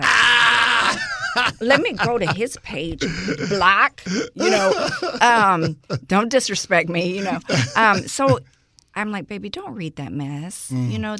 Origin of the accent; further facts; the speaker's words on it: Houston, Texas, United States; Born and raised. Yes, I grew up all day in Greens Point area.